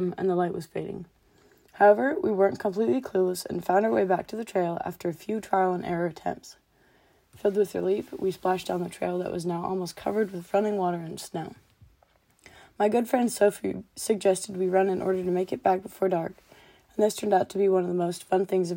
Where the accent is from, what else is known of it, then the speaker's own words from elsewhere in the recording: North Idaho, United States; Born and raised in North Idaho